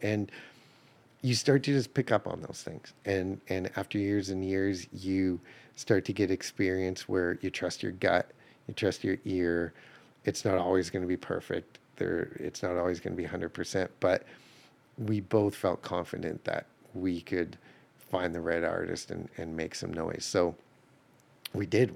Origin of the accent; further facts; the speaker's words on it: Calgary, Alberta, Canada; now in Nashville, United States; I grew up in Calgary, Alberta